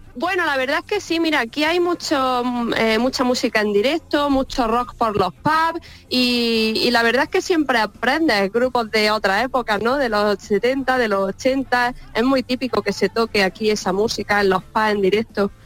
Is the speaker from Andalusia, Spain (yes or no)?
yes; Baza, Andalusia, Spain; moved away as an adult; now in London, United Kingdom; las migas de mi tierra